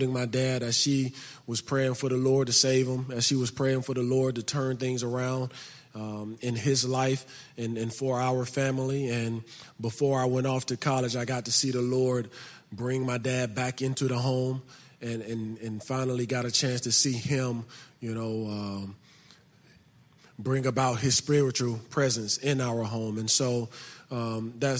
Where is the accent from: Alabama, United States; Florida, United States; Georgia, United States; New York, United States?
Alabama, United States; Birmingham; I grew up in Birmingham, Alabama. I grew up in the inner city of Birmingham on the north side of it